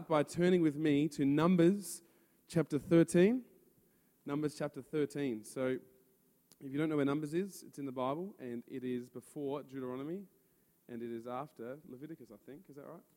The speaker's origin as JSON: {"language": "English", "town": "Adelaide", "region": "South Australia", "country": "Australia", "said": "I'm from Adelaide, and we run youth together at Influences Church"}